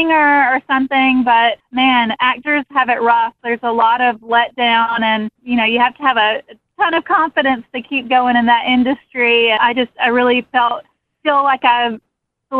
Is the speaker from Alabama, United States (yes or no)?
yes; Hartford, Alabama, United States; moved away as an adult; also born or lived in Auburn, Alabama / Wilmington, North Carolina; now in Los Angeles, United States; I grew up in Hartford. I graduated in 97 from Geneva County High School